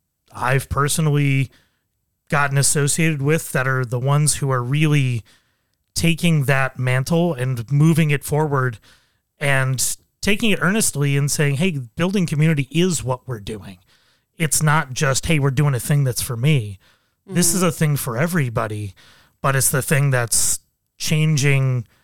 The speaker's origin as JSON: {"language": "English", "town": "Buffalo", "region": "New York", "country": "United States", "tie": "born or raised there", "said": "I grew up in Buffalo and I had more than a full year where I did not wear pants."}